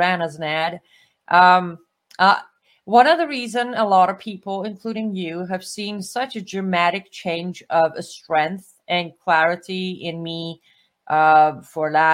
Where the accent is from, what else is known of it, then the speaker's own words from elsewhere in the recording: Iran; now in United States; was born and raised in Iran after the Islamic Revolution